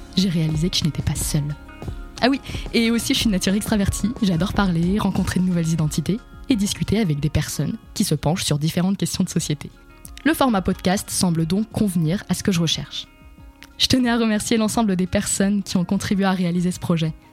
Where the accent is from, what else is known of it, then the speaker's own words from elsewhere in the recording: Le Mans, Pays de la Loire, France; now in Paris, France; Je suis née au Mans, dans le département de la Sarthe, et de parents d'origine syrienne